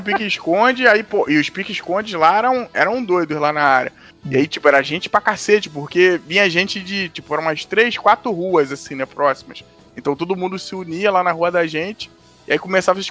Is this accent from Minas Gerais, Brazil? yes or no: no; Rio de Janeiro, Brazil; onde eu fui criado lá em Madureira, né? Que hoje eu não moro lá